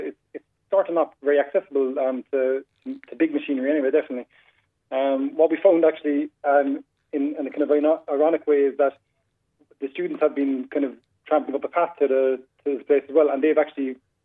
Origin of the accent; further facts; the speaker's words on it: Crosshaven, Munster, Ireland; I'm actually from Crosshaven myself